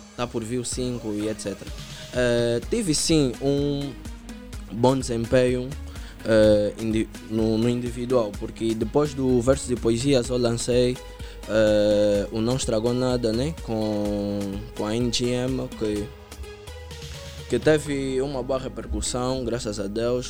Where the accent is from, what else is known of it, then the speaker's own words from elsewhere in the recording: Palanca and Camama, Luanda Province, Angola; Eu venho do Palanca, frente a Shoprite, e também do Camama.